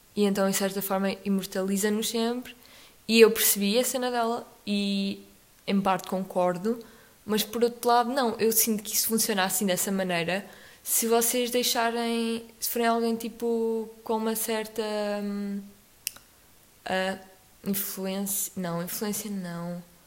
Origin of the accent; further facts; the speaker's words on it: Portugal; ao longo do nosso país, vamos tendo vários sotaques dependendo das regiões